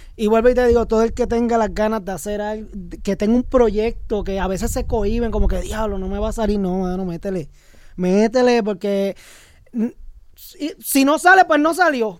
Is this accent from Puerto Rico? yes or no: yes; Puerto Rico; Los boricuas estamos en todas